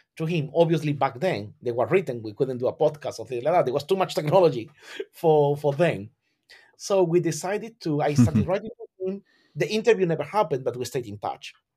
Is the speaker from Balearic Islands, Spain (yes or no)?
no; Algeciras, Andalusia, Spain; born or raised there; English is a second language; moved away as an adult; now in London, United Kingdom